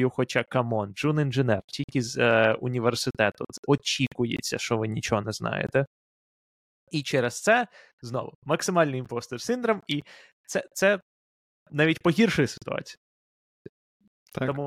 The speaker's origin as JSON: {"language": "Ukrainian", "country": "Ukraine", "said": "коли я з України пройшов інтерв'ю в Амазон"}